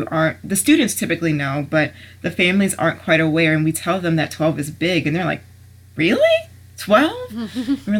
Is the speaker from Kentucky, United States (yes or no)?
no; Maryland, United States; moved away as an adult; now in Ohio, United States; I'm from Maryland